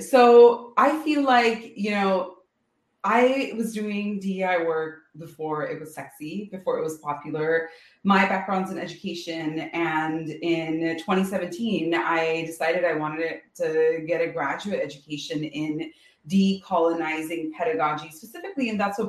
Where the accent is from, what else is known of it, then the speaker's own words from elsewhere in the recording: India; now in United States; I'm a woman of color in America, but, you know, I'm from India. I've lived and grown up in 5 or 6 different countries.